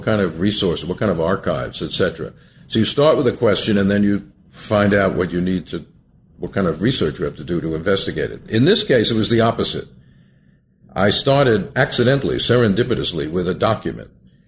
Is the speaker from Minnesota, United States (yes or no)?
no; Long Island, New York, United States; Well, I grew up in Long Island, a suburb of New York City, and when I was a youth, my aim was really to become a scientist.